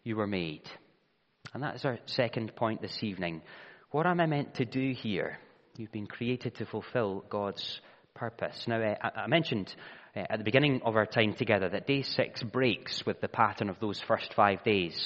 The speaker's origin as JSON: {"language": "English", "region": "Scotland", "country": "United Kingdom", "tie": "born or raised there", "said": "I am Scottish because I was born in Scotland"}